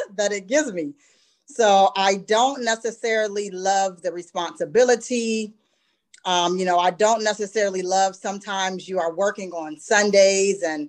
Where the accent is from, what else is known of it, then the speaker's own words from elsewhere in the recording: Youngstown, Ohio, United States; now in Columbus, United States; I did branch out and open a second training center in my hometown of Youngstown.